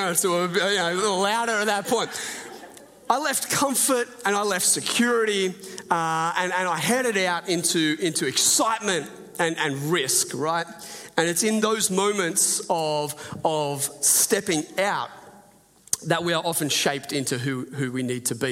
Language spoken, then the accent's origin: English; Port Macquarie, New South Wales, Australia; moved away as an adult; I grew up in, did the most of my growing up in Port Macquarie